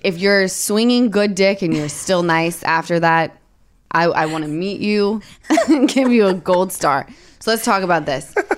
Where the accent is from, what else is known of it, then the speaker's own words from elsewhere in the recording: Utah, United States; I'm from Utah